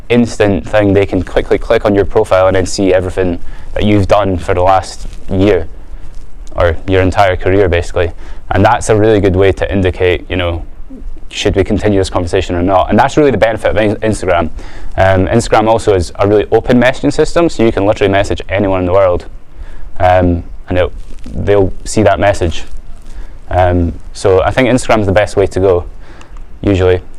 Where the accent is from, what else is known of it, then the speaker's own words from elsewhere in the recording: Edinburgh, Scotland, United Kingdom; I'm from Edinburgh